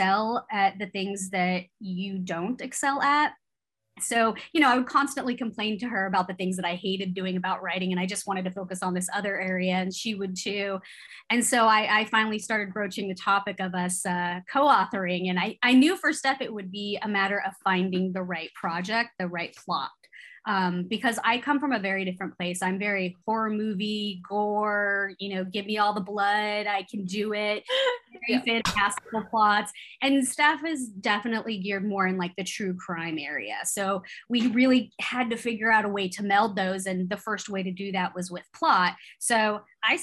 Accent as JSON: {"language": "English", "region": "California", "country": "United States", "tie": "born or raised there", "said": "I grew up in California"}